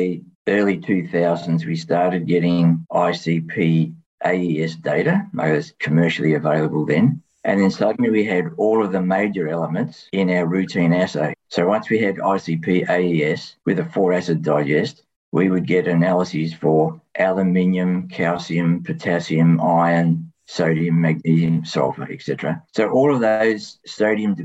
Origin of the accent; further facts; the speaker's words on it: Tasmania, Australia; I grew up in Tasmania and I went to Tas Uni.